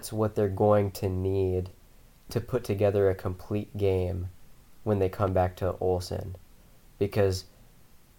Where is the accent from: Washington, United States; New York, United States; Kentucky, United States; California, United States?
Washington, United States; Spokane; I grew up in Spokane